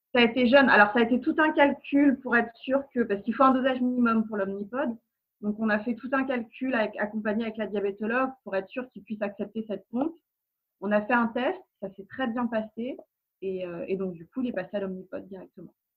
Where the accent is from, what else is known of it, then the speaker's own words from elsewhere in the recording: Nantes, Pays de la Loire, France; now in Seine-et-Marne, France; On est des Nantais expatriés en Ile-de-France